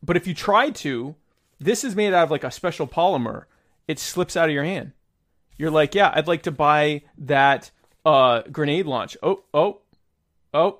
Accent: United States; I'm an American

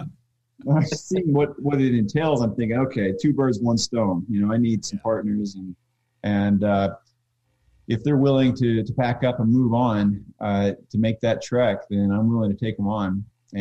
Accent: Oklahoma, United States; now in Wisconsin, United States; Shane and I came from Oklahoma, and we were in a homebrew club together.

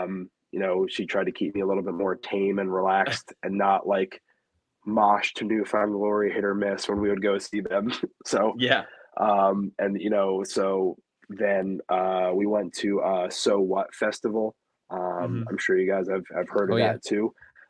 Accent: Philadelphia, Pennsylvania, United States; I, again, too, like I grew up in Philly, just, he was at every show.

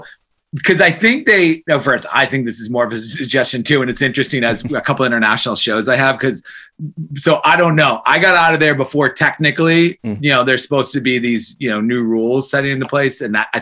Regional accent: Georgetown, Massachusetts, United States; also born or lived in Germany / Brazil; I'm from Georgetown, Massachusetts, so my grammar is all over the map.

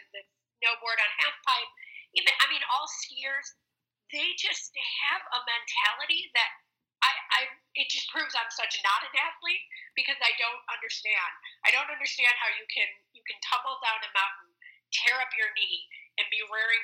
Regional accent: Chicago, Illinois, United States; as a Chicagoan

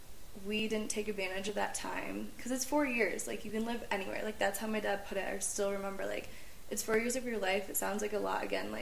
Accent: Midwest, United States; born there; also born or lived in Colorado; I went to school in the Midwest. I was born in the Midwest, but, like, I got a year in Colorado.

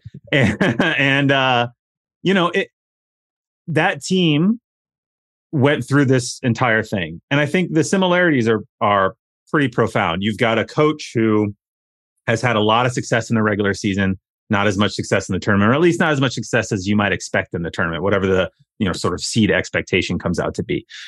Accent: Iowa, United States; moved away; also born or lived in Indiana; I grew up in Iowa

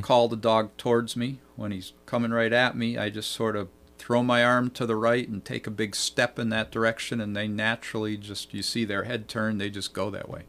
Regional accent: Vermont, United States; now in New York, United States; when we were teenagers growing up in Vermont

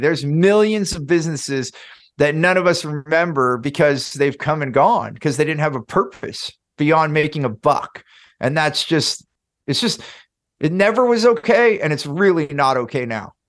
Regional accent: Silicon Valley, California, United States; I grew up in Silicon Valley, in California

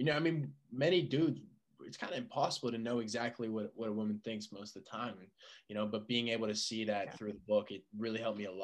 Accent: Colorado, United States; I was born in Colorado

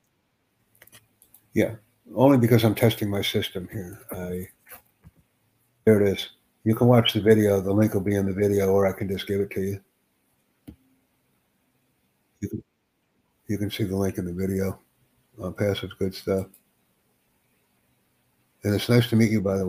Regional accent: United States; I'm up from the United States. USA.

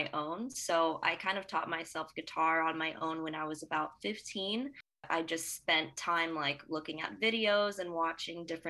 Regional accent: Broward County, Florida, United States; I came from Broward

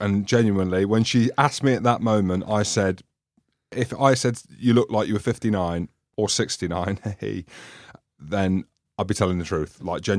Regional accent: Wales, United Kingdom; because I'm Welsh. I've always breathed fire.

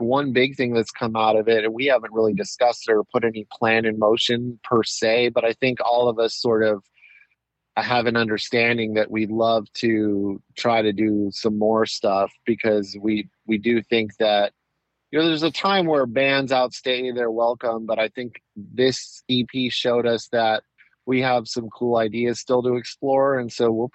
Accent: Southern California, United States; also born or lived in Anaheim, California; I was technically LA County, but on like right on the border. I could walk across the street and be in Orange County. I was born in Anaheim, which is in Orange County

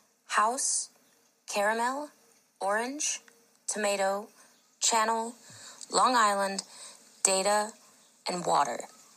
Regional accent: Kaunas, Kaunas County, Lithuania; English is a second language; I'm from Kaunas, Lithuania. It is in Eastern Europe.

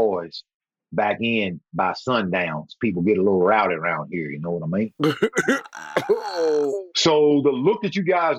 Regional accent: the South, United States; You know, because again, you know, I'm from the South.

